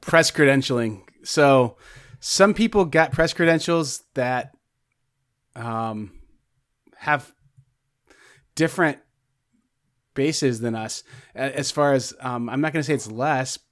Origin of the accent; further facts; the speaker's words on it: Indiana, United States; I'm from Indiana